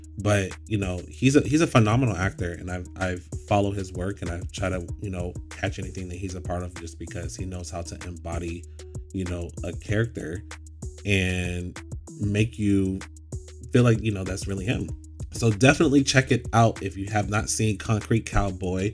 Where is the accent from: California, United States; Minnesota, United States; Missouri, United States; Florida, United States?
Florida, United States; Orlando; I grew up in Orlando, Florida